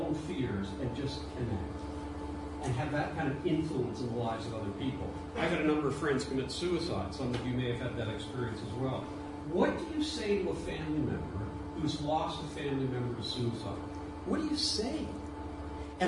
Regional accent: Toronto, Ontario, Canada; also born or lived in Ireland; I was raised and born in Ireland, but raised a lot of my early childhood in Toronto

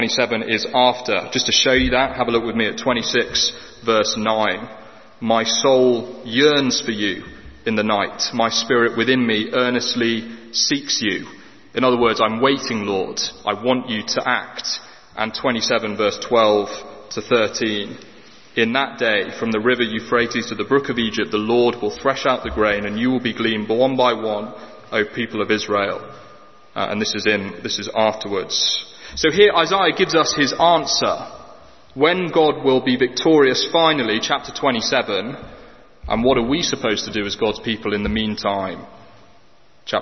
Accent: England, United Kingdom; We as the English

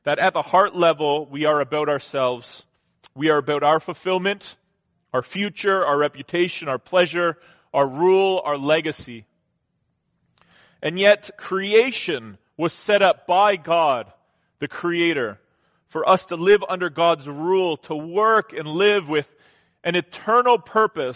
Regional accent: Southern Ontario, Canada; growing up in Southern Ontario, I mean, I worked from when I was in like grade

